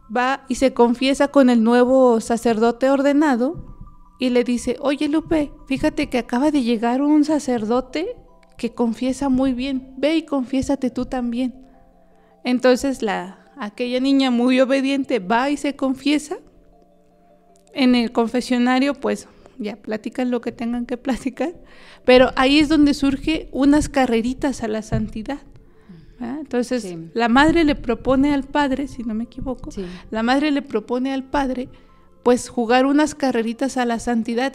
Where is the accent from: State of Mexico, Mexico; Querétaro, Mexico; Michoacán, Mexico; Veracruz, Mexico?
Querétaro, Mexico; yo soy originaria del estado de Querétaro